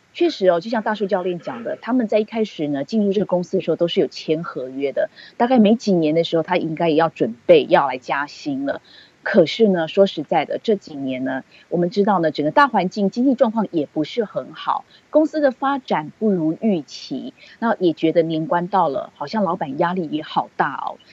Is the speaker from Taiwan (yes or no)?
yes; Taiwan; now in United States; 我们台湾人，台语讲的话，就是“惊”啊